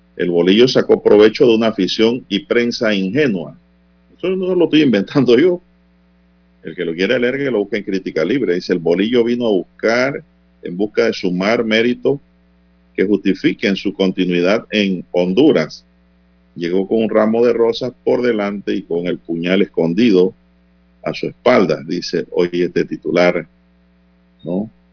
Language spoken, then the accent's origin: Spanish; Panama; como buenos panameños